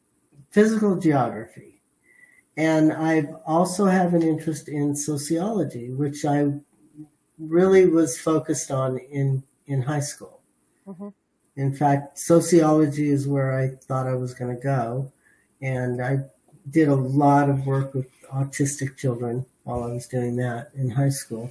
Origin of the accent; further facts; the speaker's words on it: Los Angeles, California, United States; I was raised in the San Fernando Valley.